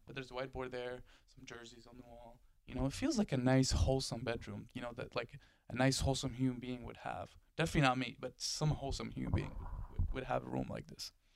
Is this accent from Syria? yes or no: yes; Syria; also born or lived in Delaware; now in United States; I come from Syria. We don't have snow in Syria.